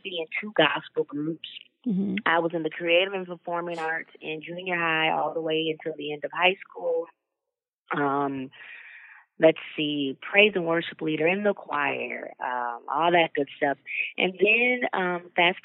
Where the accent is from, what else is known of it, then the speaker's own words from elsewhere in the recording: Rockford, Illinois, United States; I grew up in Rockford, Illinois. It's about 60 miles west outside of Chicago